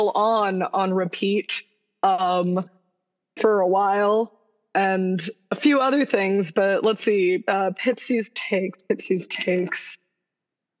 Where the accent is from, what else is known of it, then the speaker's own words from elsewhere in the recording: Tampa, Florida, United States; I'm from Florida, Tampa. And every year I'd go to the Florida State Fair